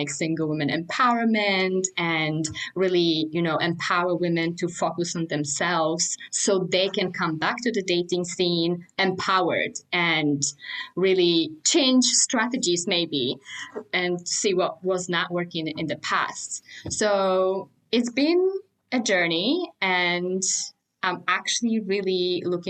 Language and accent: English; Warsaw, Masovian Voivodeship, Poland; I'm actually from Warsaw, so from capital